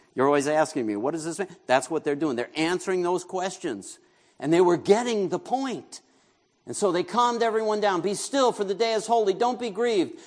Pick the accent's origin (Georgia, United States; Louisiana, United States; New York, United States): New York, United States; moved away; I grew up in New York